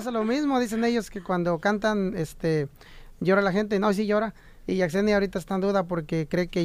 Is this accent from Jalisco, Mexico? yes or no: no; Río Verde, San Luis Potosí, Mexico; moved away; De Río Verde, San Luis Potosí.